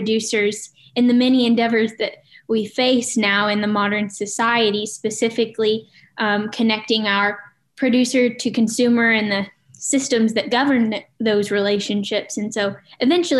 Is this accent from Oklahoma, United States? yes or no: yes; Cushing, Oklahoma, United States; I am from Cushing, Oklahoma. I grew up on a small cow-calf operation here in Cushing